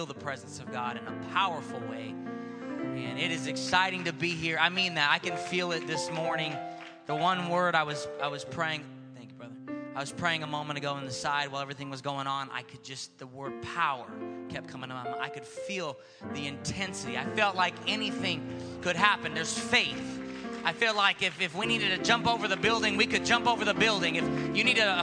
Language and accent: English; Stockton, California, United States; Growing up in Stockton was a very unique experience.